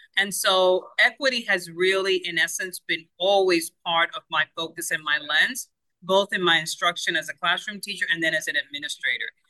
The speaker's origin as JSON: {"language": "English", "country": "Cuba", "tie": "born or raised there", "first_language": "Spanish", "second_language": "English", "moved": "yes", "lives_now": "United States", "said": "forever second language learner born in Cuba. And so my first language is Spanish."}